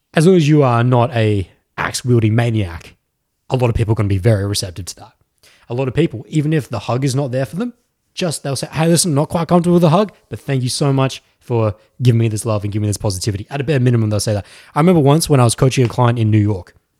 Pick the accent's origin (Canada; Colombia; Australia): Australia; I'm actually from Australia.